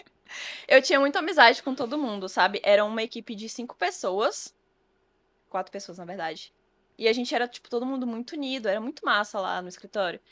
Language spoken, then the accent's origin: Portuguese; Cidade Ocidental, Goiás, Brazil; moved away as an adult; now in Bahia, Brazil; Eu sou do DF na verdade, em torno do Distrito Federal. Então, uhum. não morava em Brasília em si, eu morava no entorno. Uhum. E aí, é, na cidade onde eu morava, cidade ocidental